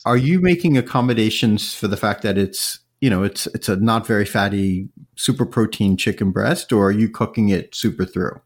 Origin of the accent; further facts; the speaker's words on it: New York, United States; I grew up in New York